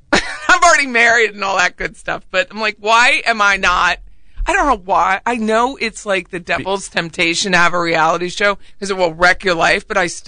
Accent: Harrisburg, Pennsylvania, United States; which I'm from Harrisburg, Pennsylvania.

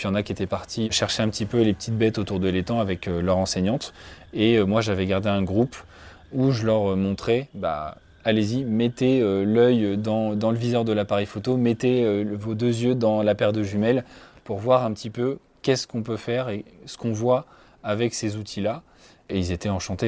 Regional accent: village about 30 km south of Orléans, Centre-Val de Loire, France; je suis originaire du département du Loiret, euh, donc j'ai grandi à 30 km à peu près au sud d'Orléans, dans un petit village

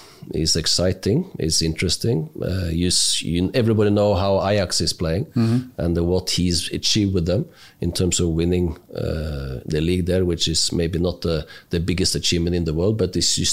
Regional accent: Oslo area, Norway; Just outside Oslo. Nice, quiet place. Local place with staying in the same area for 10 years.

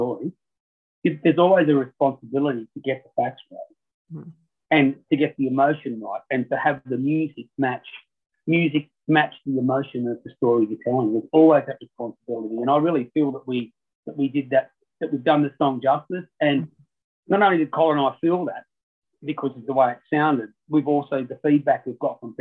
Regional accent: Ulladulla, New South Wales, Australia; I'm from Ulladulla and I grew up down near Lake Conjola

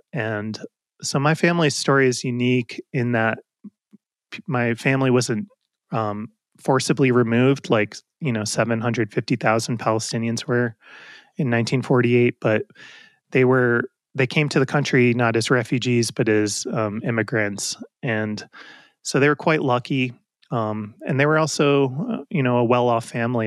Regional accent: Westchester County, New York, United States; also born or lived in Brooklyn, New York; I grew up in New York, and, um, in, I was born in Brooklyn and, uh, lived in a couple different places in Westchester County, just north of the city growing up

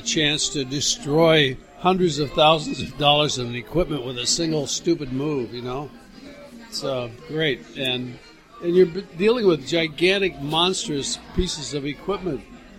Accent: Fresno, California, United States; also born or lived in Wisconsin; So I grew up in Fresno.

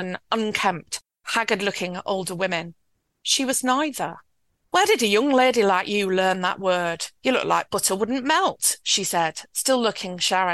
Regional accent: Yorkshire and the Humber, United Kingdom; I was born and raised in West Yorkshire and grew up in an environment very like the environment in the book.

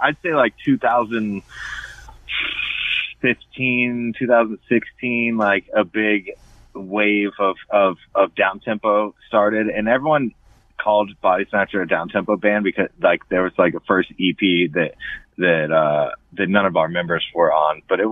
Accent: Florida, United States; I grew up in Florida

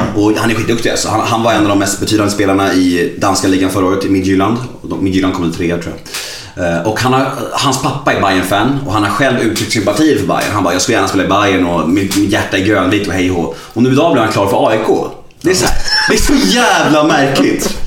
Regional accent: Stockholm, Stockholm County, Sweden; jag är född på Södermalm och uppvuxen på Söderstadion

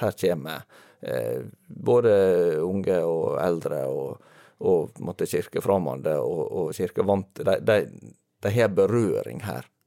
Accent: near Volda, Møre og Romsdal, Norway; moved away; ganske nær der jeg kommer fra.

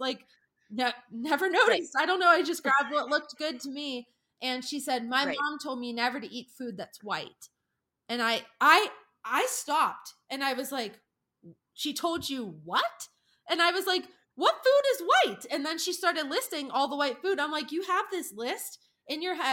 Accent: Pennsylvania, United States; I was from Pennsylvania

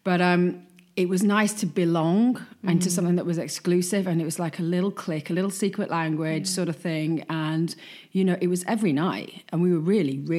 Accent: Wigan, North West England, United Kingdom; I mean, I'm from Wigan, you know, and you know, you don't often get that on a Friday night. You know, having said that, being brought up in Wigan and going out in Wigan on a Friday night is still my favourite memories, you know?

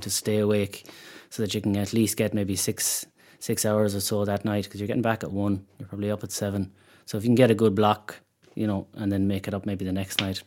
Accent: Mayo, Connacht, Ireland; moved away as an adult; now in Dublin, Ireland; we are from Mayo

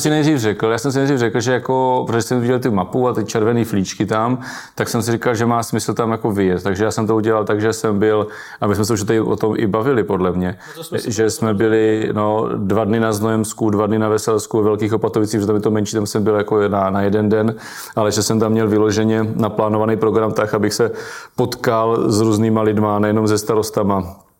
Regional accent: Brno, South Moravian Region, Czechia; já jsem z Brna venková

